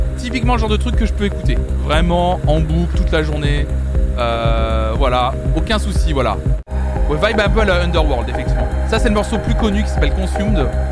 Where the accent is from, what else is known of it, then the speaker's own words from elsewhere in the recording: Nantes, Pays de la Loire, France; je suis nantais